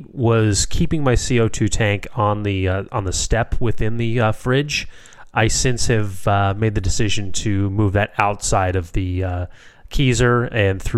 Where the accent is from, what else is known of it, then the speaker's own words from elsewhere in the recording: Chicago, Illinois, United States; I'm born and raised in Chicago.